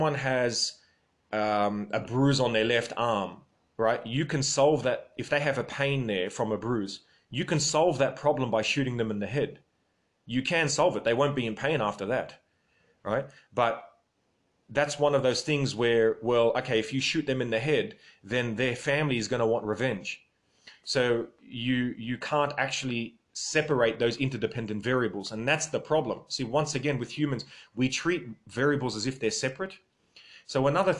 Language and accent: English; Australia; my grandparents came from Lebanon, but I'm Australian